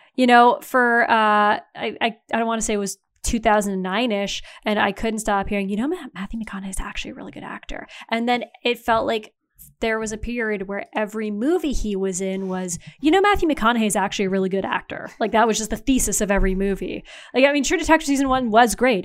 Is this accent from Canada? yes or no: yes; Canada